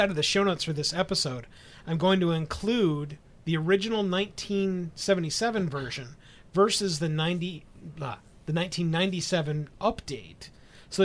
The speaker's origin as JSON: {"language": "English", "region": "northern Wisconsin", "country": "United States", "accent": "northern Wisconsin", "said": "my northern Wisconsin accent"}